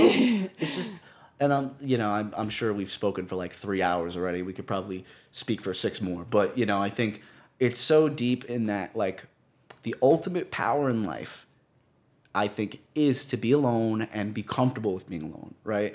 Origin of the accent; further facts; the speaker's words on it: New York City, New York, United States; I come from New York.